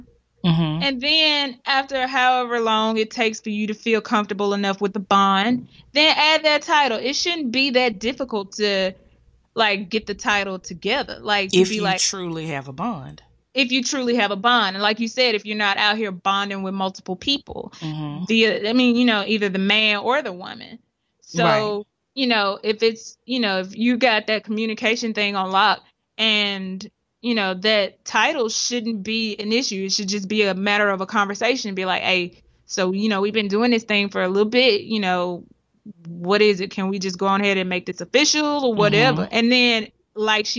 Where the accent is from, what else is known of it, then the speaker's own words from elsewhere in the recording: Oklahoma, United States; moved away; I'm from Oklahoma